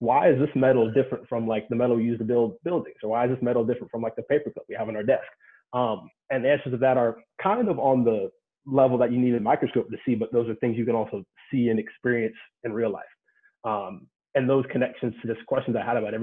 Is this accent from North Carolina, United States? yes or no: yes; Cary, North Carolina, United States; moved away as an adult; also born or lived in West Lafayette, Indiana; I'm from North Carolina, so I grew up in Cary, North Carolina, born and raised there